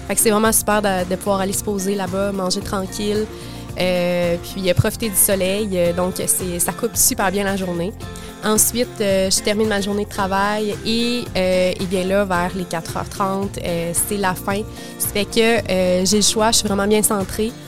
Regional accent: Quebec City, Quebec, Canada; moved away as an adult; also born or lived in Montreal; now in Gaspésie, Canada; J'ai grandi à Québec

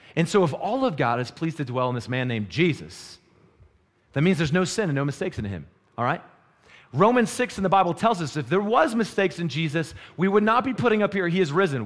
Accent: North Carolina, United States; moved away as an adult; now in Wyoming, United States; when I moved to Wyoming, I moved from North Carolina

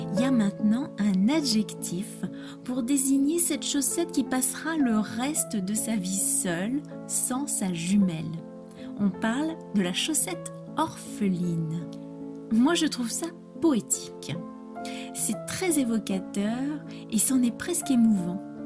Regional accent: France; je suis française

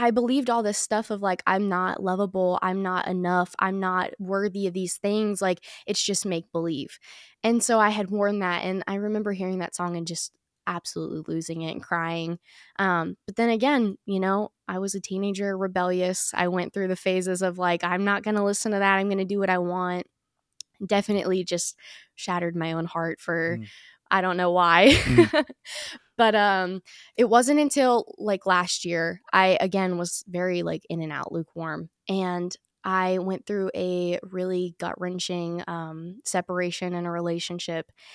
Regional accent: Chesapeake, Virginia, United States; I was born in Chesapeake, Virginia, or, you know, we say Virginia Beach because nobody knows where Chesapeake is

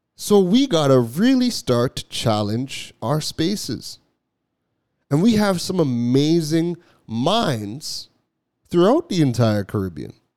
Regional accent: Toronto, Ontario, Canada; also born or lived in Trinidad; I was born in Trinidad, but I left Trinidad when I was like two weeks old. So my whole life has been has been in Toronto

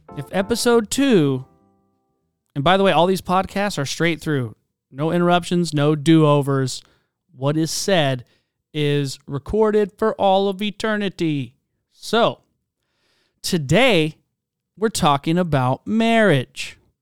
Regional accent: Charleston, South Carolina, United States; moved away; also born or lived in Spokane, Washington; I'm from Charleston, South Carolina

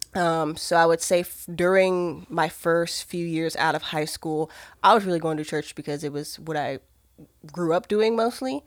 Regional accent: Maryland, United States; moved away; also born or lived in Georgia; I'm originally from Maryland

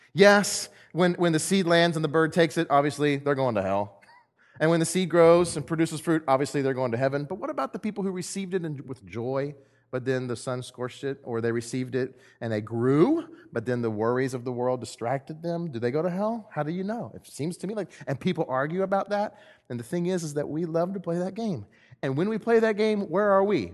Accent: Texas, United States; now in Missouri, United States; I'm from Texas and we don't have trees

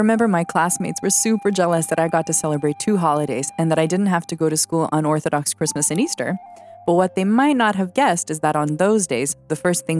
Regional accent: Canada; I was born and raised in Canada, surrounded by the Serbian community

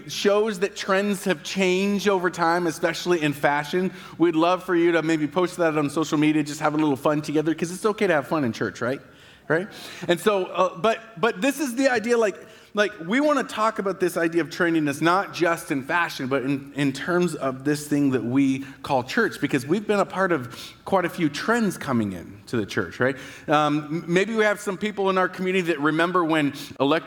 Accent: Battle Ground, Washington, United States; I am from Battleground, but I have never owned a cowboy hat in my entire life

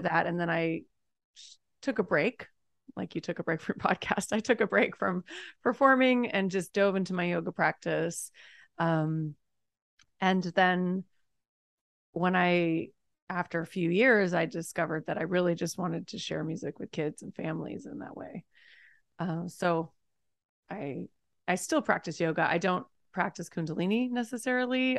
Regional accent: Los Angeles, California, United States; also born or lived in New York; I'm from Los Angeles, but I moved to New York for a couple of years and then came back

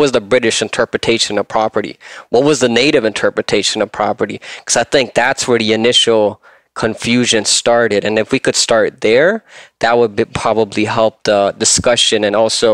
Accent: Austria; also born or lived in Scarborough, Ontario / Markham, Ontario / Pickering, Ontario / Georgina, Ontario; now in Canada; I grew up in Austria. I came here as an immigrant. I lived in various parts of Scarborough, Markham, Pickering

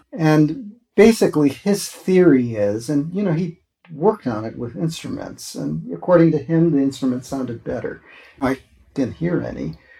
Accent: Wisconsin, United States; moved away; I was from Wisconsin

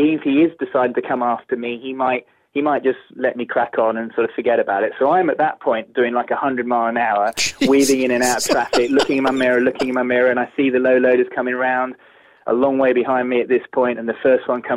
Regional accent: England, United Kingdom; I was English

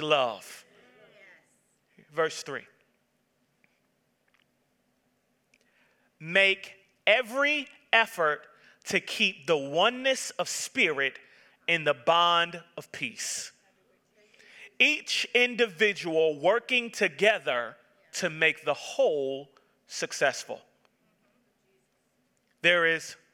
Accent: Atlanta, Georgia, United States; I was born and raised in Atlanta, Georgia

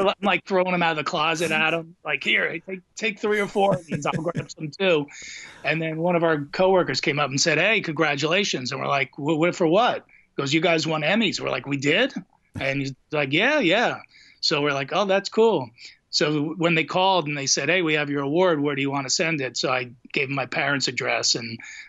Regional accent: New Jersey, United States; we're two idiots from New Jersey.

